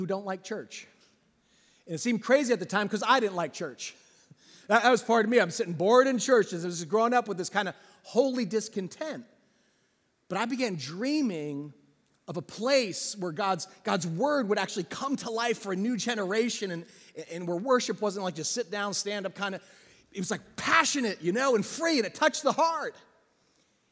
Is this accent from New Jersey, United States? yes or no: yes; New Jersey, United States; I grew up in a small town in New Jersey